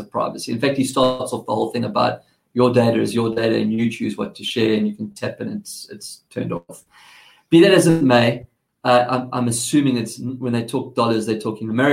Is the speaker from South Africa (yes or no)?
yes; South Africa; accent: South African; now in Australia; I have a South African accent